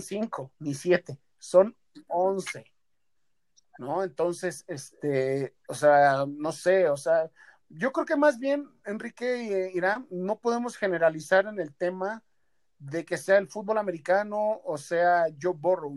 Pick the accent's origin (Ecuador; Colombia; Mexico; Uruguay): Mexico; nosotros como mexicanos